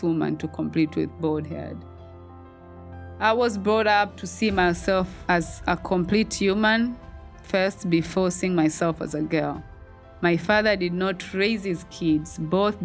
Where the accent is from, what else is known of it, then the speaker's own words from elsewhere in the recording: Tanzania; moved away as an adult; now in United States; Moving to the United States from my home country in Tanzania for the very first time